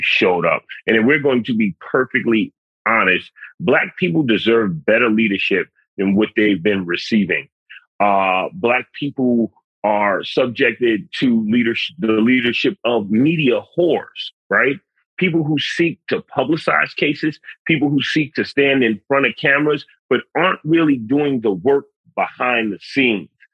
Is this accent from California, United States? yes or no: no; New York City, New York, United States; I'm a city kid. I'm from the Bronx.